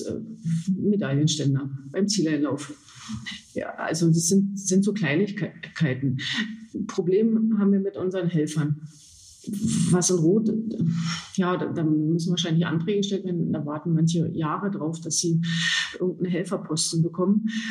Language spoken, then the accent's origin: German; Osterburg, Saxony-Anhalt, Germany; ich komme aus Osterburg, äh, gehöre den äh, Triathlon Füchsen aus Osterburg